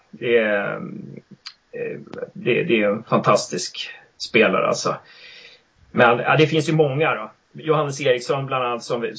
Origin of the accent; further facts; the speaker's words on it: Uppsala, Uppsala County, Sweden; now in Gävle, Sweden; ja vi flyttade till, till Gävle på 90-talet och jag är från Uppsala egentligen men, men